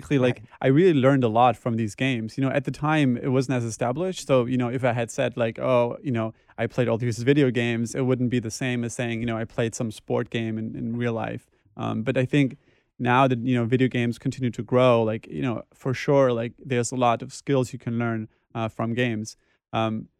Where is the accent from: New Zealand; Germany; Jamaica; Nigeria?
Germany; western Germany; moved away as an adult; now in New York, United States; I was born in Germany in a small village or town in the west of Germany, and that's where I basically grew up.